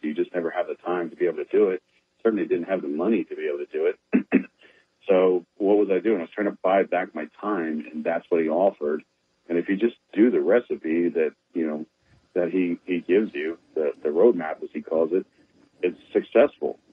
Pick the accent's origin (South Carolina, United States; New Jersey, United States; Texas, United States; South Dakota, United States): Texas, United States; San Antonio; born and raised in San Antonio